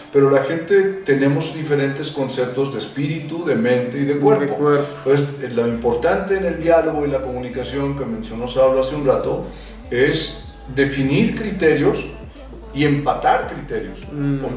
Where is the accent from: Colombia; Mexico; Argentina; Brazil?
Mexico; Yo soy mexicano.